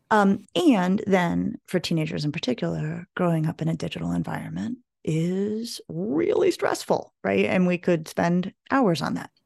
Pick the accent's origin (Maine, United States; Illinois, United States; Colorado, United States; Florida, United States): Colorado, United States; moved away as an adult; I grew up in Colorado